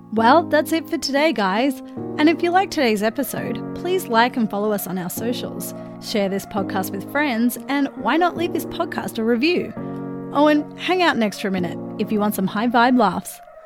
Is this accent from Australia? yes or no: yes; east or northeast of Melbourne, Victoria, Australia; moved away; I grew up east or northeast of Melbourne, out the bush